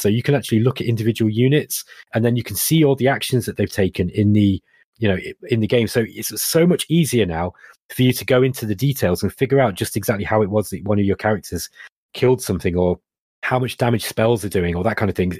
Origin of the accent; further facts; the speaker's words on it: Derby, East Midlands, United Kingdom; accent: Derby; my Derby accent